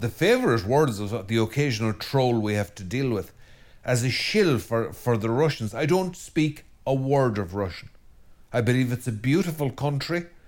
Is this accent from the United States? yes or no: no; Ireland; as an Irishman and as an Irish Christian and priest